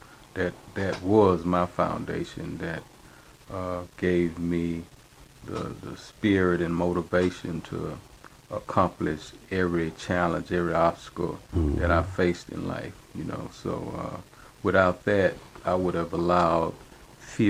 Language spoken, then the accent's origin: English; Houston, Texas, United States; I'm from Houston, Texas, Fifth Ward, a place that's known as the Bloody Nickel